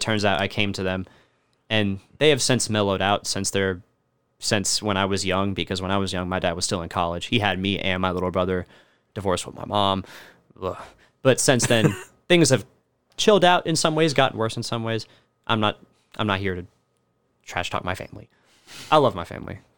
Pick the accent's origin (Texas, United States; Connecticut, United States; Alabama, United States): Alabama, United States; now in Kentucky, United States; I've always lived, like, in the city, despite the fact that I'm from Alabama